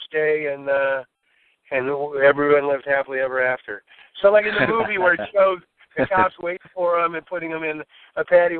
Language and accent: English; Cleveland, Ohio, United States; also born or lived in Columbus; in Cleveland, Ohio, which is my hometown.